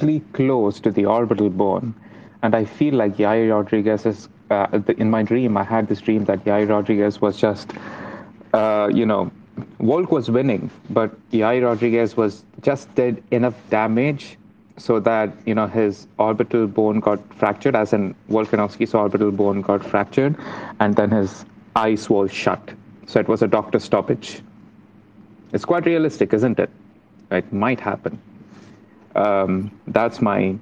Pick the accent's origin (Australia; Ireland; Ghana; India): India; moved away as an adult; now in Cardiff, United Kingdom; I'm an international student, I'm from India